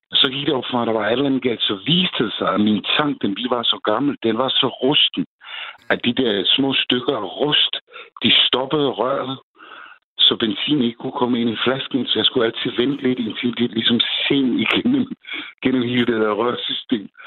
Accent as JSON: {"language": "Danish", "country": "Czechia", "tie": "born or raised there", "moved": "yes", "lives_now": "Denmark", "said": "fordi jeg kommer selv fra Tjekkiet"}